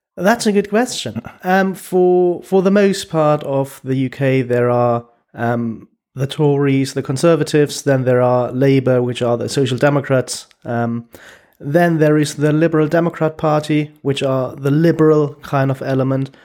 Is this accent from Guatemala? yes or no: no; Germany; moved away as an adult; also born or lived in Stockholm, Sweden; now in London, United Kingdom; I was born in Germany